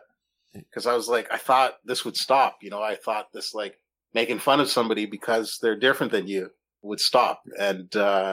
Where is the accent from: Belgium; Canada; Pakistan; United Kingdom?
Canada; Toronto, Ontario; when I was a kid growing up in Toronto.